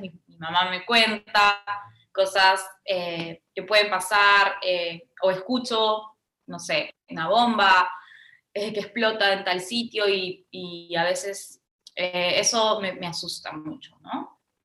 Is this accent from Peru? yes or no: yes; Peru